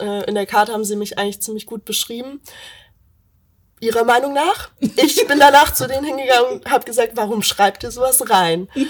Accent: Meersburg, Baden-Württemberg, Germany; moved away as an adult; now in Stuttgart, Germany; ich komme ursprünglich vom Bodensee, aus Meersburg

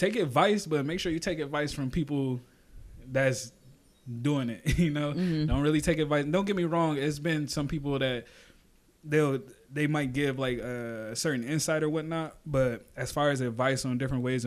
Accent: Niagara Falls, New York, United States; now in Corpus Christi, United States; I'm from Niagara Falls, New York

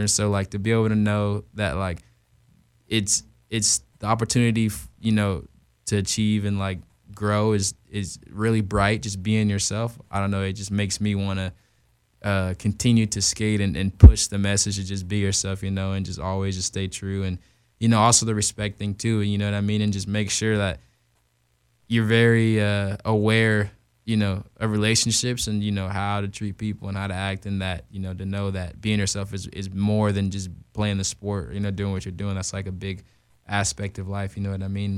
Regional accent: Tucson, Arizona, United States; born or raised there; also born or lived in Glendale, Arizona / Macon, Georgia

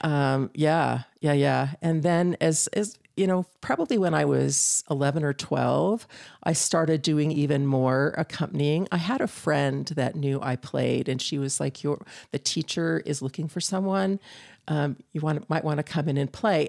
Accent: Northern California, United States; moved away as an adult; I grew up in Northern California

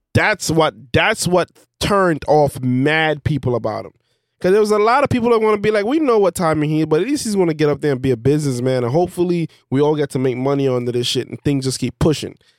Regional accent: Belize; I'm from Belize.

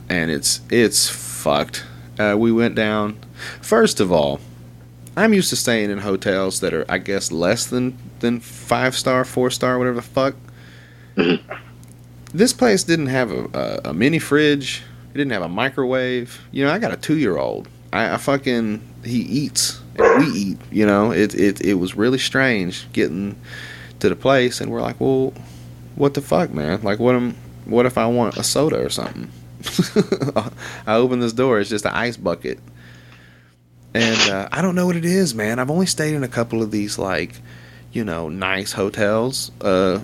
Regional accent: Little Rock, Arkansas, United States; I'm from Little Rock

